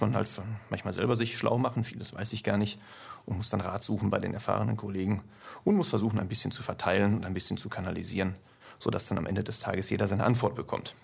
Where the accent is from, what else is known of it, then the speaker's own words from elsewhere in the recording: Ruhr area, North Rhine-Westphalia, Germany; moved away as an adult; Wie man hört, komme ich nicht aus dem Schwabenlände, sondern etwas weiter nördlich. Allerdings nicht aus Norddeutschland, sondern ungefähr aus der Mitte, also aus dem Ruhrgebiet. Ja, und da habe ich 40 Jahre gewohnt.